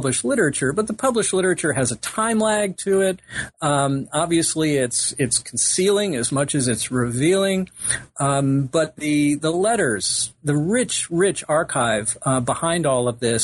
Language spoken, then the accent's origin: English; Middletown, New Jersey, United States; I was born in Middletown, New Jersey at the Long Branch Community Hospital